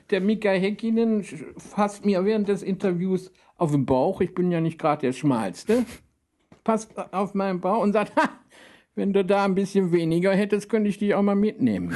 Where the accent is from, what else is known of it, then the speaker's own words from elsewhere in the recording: Rhineland, Germany; ich komme ja aus dem Rheinland